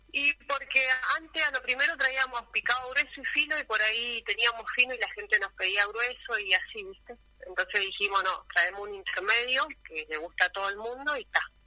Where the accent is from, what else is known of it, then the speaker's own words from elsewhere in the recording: Mendoza, Argentina; moved away as an adult; now in Río Gallegos, Argentina; yo soy de Mendoza y me vine hace dos años a Río Gallegos